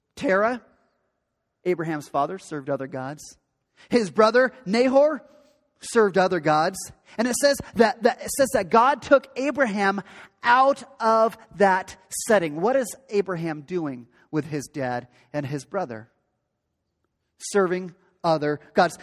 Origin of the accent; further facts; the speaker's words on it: Pacific Northwest, United States; I grew up in the Great Pacific Northwest.